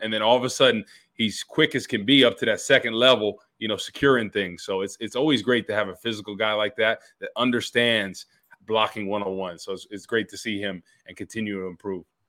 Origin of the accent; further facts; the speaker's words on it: New Jersey, United States; I'm from Jersey